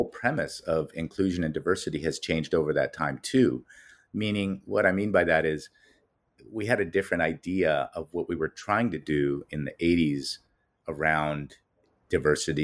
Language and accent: English; Los Angeles, California, United States; I'm a native Angeleno, born and raised in Los Angeles